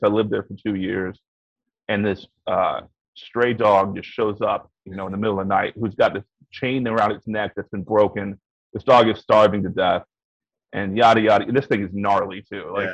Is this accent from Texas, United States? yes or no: yes; Texas, United States; I'm from Texas